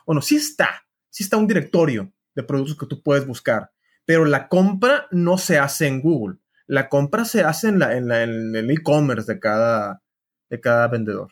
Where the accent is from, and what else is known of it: Mexico